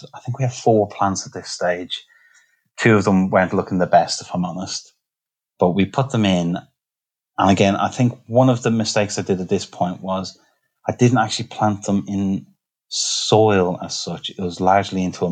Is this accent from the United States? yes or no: no; Ireland; now in Nottingham, United Kingdom; I'm Irish